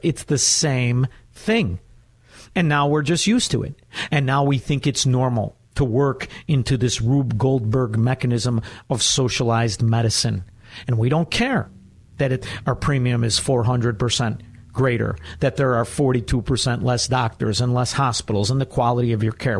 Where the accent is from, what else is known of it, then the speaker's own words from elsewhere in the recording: Chicago, Illinois, United States; I'm from Chicago